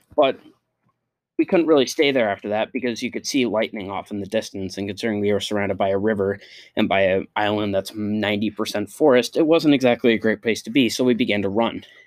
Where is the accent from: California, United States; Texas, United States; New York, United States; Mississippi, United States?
New York, United States; Liverpool; also born or lived in Waterford, New York; Despite being from Syracuse and going to school there every year, every year of my life